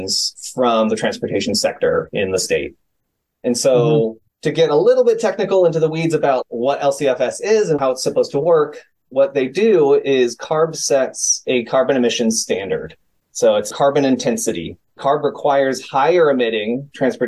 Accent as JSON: {"language": "English", "town": "San Francisco", "region": "California", "country": "United States", "tie": "born or raised there", "said": "my hometown of San Francisco"}